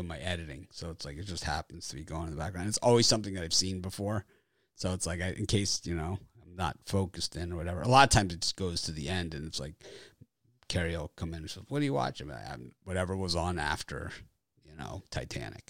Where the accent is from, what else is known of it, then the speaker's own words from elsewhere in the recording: Miami, Florida, United States; I'm from Miami